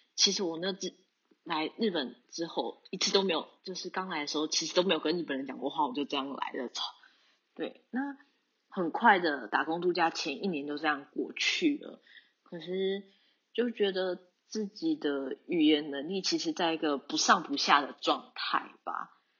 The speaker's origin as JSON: {"language": "Chinese", "region": "New Taipei", "country": "Taiwan", "moved": "as an adult", "lives_now": "Tokyo, Japan", "said": "我是来自台湾的台北，不过准确来说应该是新北市，台北的隔壁的"}